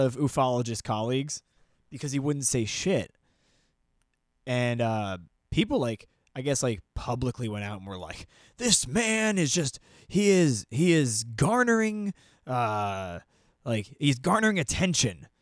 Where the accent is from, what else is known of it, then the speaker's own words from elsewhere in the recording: New Jersey, United States; I'm from New Jersey